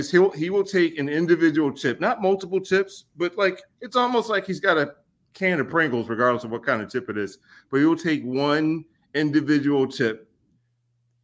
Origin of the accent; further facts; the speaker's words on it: Glasgow, Kentucky, United States; I was born and raised in Kentucky, graduated from high school there